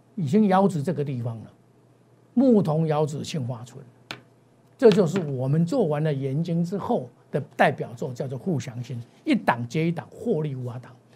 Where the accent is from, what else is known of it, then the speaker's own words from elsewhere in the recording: Taiwan; 我们台湾人